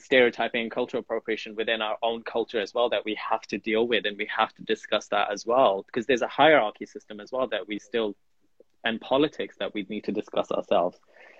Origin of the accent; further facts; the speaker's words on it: Punjab, Pakistan; I'm from the Pakistan side of Punjab.